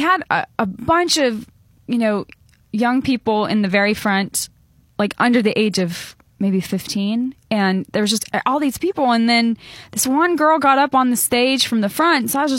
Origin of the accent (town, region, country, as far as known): Montana, United States; born or raised there